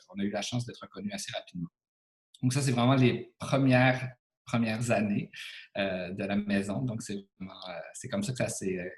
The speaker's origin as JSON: {"language": "French", "town": "Montreal", "region": "Quebec", "country": "Canada", "said": "moi, je n'étais pas natif de cette région-ci, donc je venais de Montréal."}